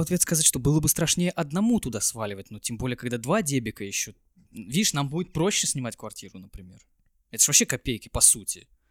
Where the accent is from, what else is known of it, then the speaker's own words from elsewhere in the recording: Kaliningrad, Kaliningrad Oblast, Russia; Я, конечно, из Калининграда